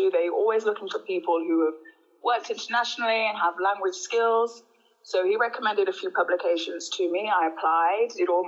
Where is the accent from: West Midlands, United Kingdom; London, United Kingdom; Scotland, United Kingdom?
West Midlands, United Kingdom; Birmingham; moved away as an adult; also born or lived in Colombia; now in South Africa; Yeah, I, I grew up in Birmingham, born and bred. I spent between the ages of zero and 21 in the UK.